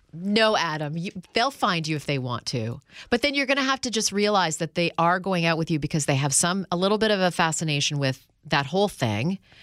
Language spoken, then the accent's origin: English; Canada; now in United States; when I was a kid from Canada who moves to New York City